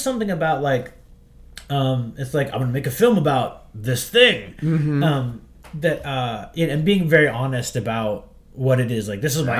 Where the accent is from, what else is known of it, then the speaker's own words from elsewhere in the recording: Pittsburgh, Pennsylvania, United States; I grew up in Pittsburgh and sort of grew up in the shadow of Andy Warhol